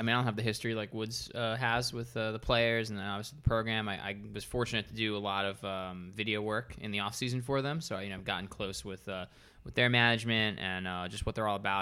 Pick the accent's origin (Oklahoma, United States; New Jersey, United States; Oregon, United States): New Jersey, United States; Freehold; I come from Freehold